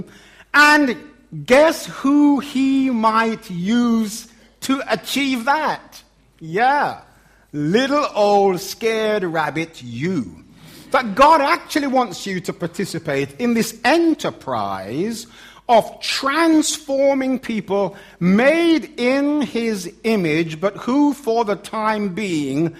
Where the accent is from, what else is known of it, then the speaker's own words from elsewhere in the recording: London, United Kingdom; accent: Cockney; my Cockney accent